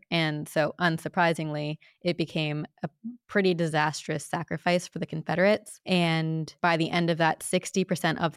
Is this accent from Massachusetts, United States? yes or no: no; Princeton, New Jersey, United States; I grew up in like Princeton, New Jersey